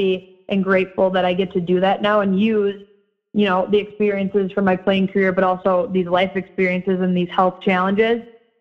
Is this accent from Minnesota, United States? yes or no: yes; Edina, Minnesota, United States; Edina High School. So ironically, my hometown, my alma mater